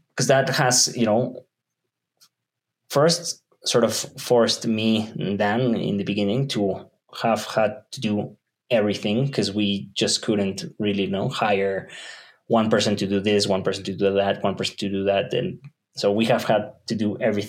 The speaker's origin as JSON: {"language": "English", "region": "Mexico City", "country": "Mexico", "tie": "born or raised there", "said": "I was born in Mexico City, so this is my home turf. I was raised in the south and more of in the suburbs"}